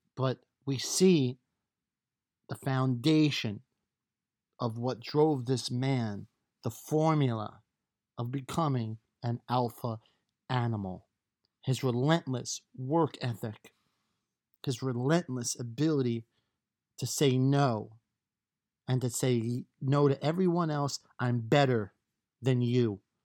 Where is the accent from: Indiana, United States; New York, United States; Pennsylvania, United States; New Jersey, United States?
New York, United States; I'm from New York